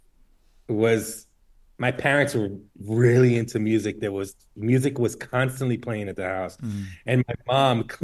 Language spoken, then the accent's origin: English; New York City, New York, United States; also born or lived in Brooklyn, New York / Colombia (ancestry); I was born in Brooklyn, mm-hmm. and then we moved to Queens, Jackson Heights